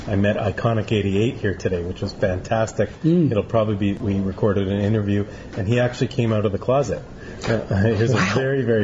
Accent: Canada; now in Florida, United States; I'm a Canadian living in Florida.

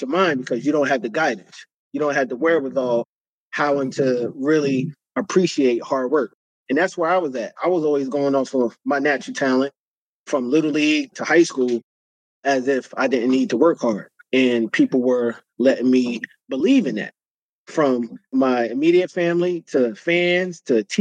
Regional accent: New York City, New York, United States; moved away; also born or lived in New Jersey; growing up in the South Bronx and then eventually moving to the suburbs of New Jersey

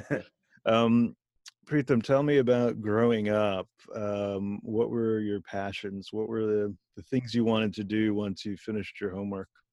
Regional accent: Bethlehem, Pennsylvania, United States; also born or lived in Philadelphia; I went to high school in Bethlehem, Pennsylvania

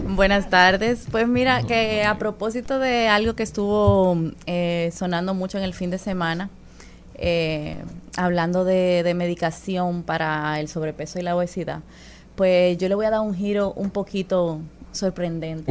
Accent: Dominican Republic; nosotros como dominicanos

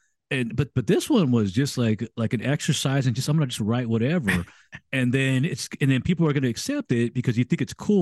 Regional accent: United States; I'm an American

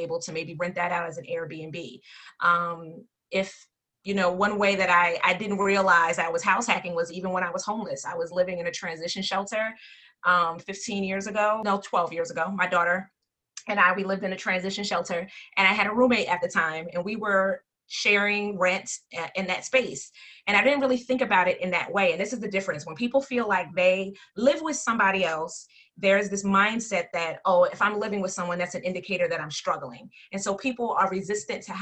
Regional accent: Plainfield, New Jersey, United States; When I was growing up in Plainfield

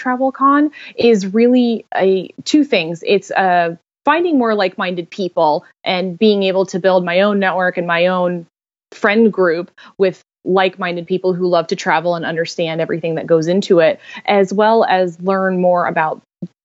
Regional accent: North Carolina, United States; I am from North Carolina originally. I've been in North Carolina my whole life

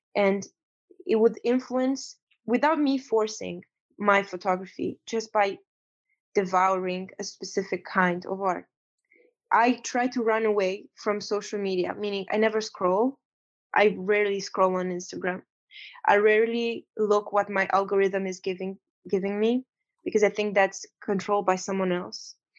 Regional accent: Romania; now in United States; I'm coming from Romania. I'm coming from a ex-communist country.

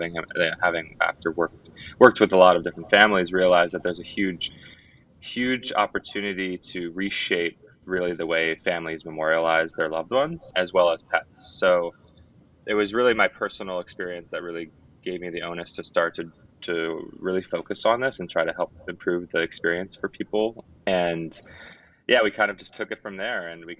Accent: New York City, New York, United States; also born or lived in San Francisco; now in Southern California, United States; I'm from New York City originally, living in Southern California now

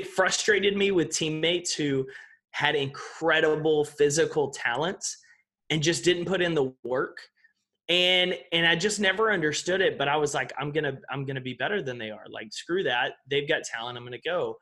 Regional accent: East Texas, United States; I grew up in East Texas

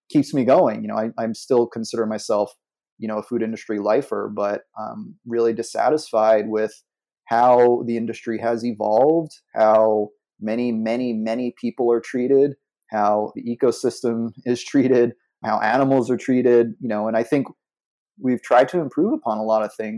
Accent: New York City, New York, United States; I grew up in New York City

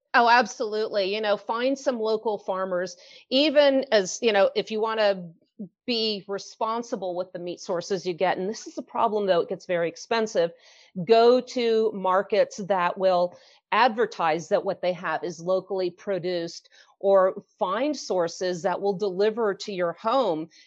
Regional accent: San Francisco, California, United States; moved away as an adult; now in Utah, United States; I was born and raised in San Francisco

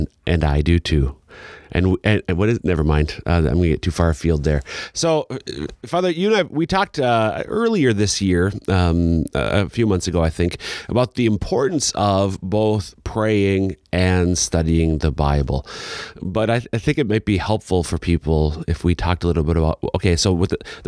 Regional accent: Minnesota, United States; moved away; my hometown in Minnesota

